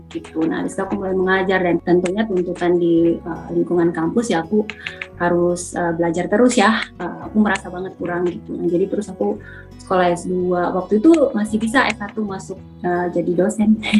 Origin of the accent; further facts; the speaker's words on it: Banjarmasin, South Kalimantan, Indonesia; moved away as an adult; now in Sydney, Australia; Saya aslinya dari Banjarmasin. Kebetulan sekarang sedang tinggal di Sydney